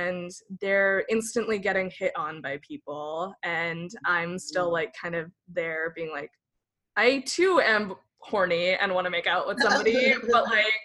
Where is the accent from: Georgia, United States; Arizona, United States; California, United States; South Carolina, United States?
California, United States; Redding; moved away as an adult; also born or lived in Los Angeles area, California; now in San Diego, United States; I'm from California, born and raised in Northern California in this super tiny town called Redding